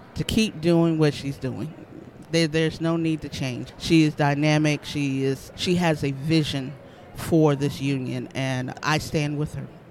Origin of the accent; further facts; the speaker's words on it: Charleston, South Carolina, United States; I am actually from Charleston, South Carolina